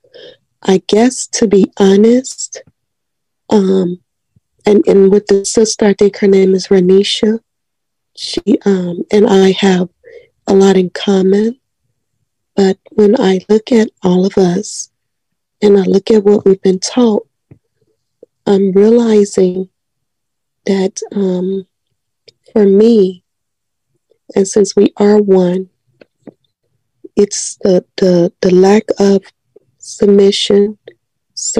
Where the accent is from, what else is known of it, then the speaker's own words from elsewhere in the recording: Chicago, Illinois, United States; I grew up in Chatham on 81st and Langley